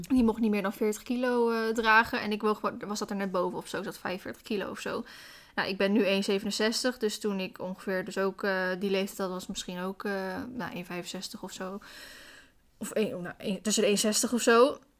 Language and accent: Dutch; Randstad, Netherlands; moved away; Ik kom zelf uit de Randstad